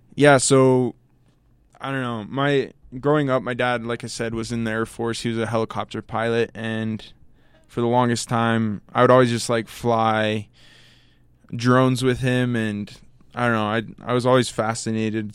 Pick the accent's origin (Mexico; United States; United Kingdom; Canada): United States; Tucson, Arizona; moved away as an adult; now in Logan, United States; I'm from Tucson, Arizona